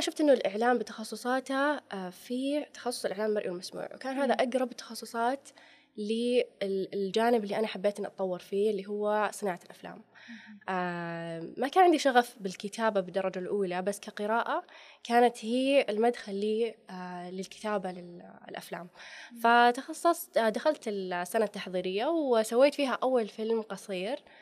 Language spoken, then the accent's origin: Arabic; Saudi Arabia; إحنا عندنا في السعودية